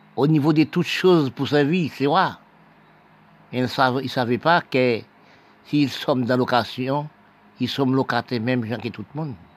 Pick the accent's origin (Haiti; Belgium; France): Haiti; Nous sommes d'Haïti.